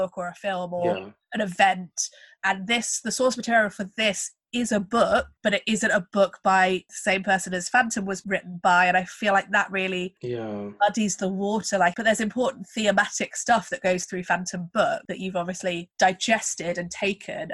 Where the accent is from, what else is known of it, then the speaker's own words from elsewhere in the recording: United Kingdom; as British people